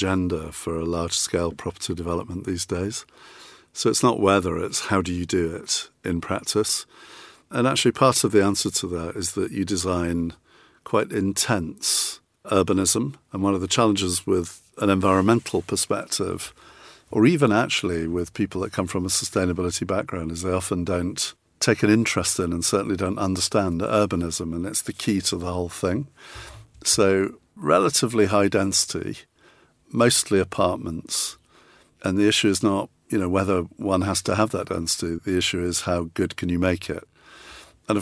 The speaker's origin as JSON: {"language": "English", "region": "Yorkshire and the Humber", "country": "United Kingdom", "moved": "yes", "lives_now": "Lewes, United Kingdom", "said": "I'm actually a Yorkshireman originally"}